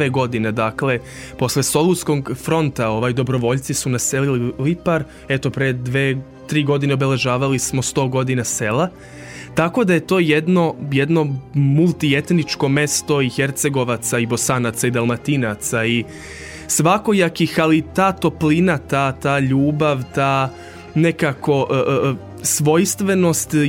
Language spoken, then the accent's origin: Croatian; Lipar, Vojvodina, Serbia; also born or lived in Bačka Topola / Novi Sad; ja sam odrastao u, u Liparu, iako sam sa roditeljima žive u Bačkoj Topoli od treće godine u Bačkoj Topoli, ali su me uvek, sve me vezalo za Lipar